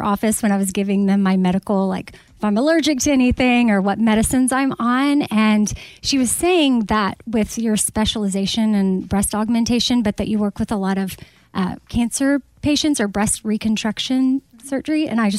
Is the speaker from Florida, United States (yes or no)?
yes; Florida, United States; I grew up in Florida.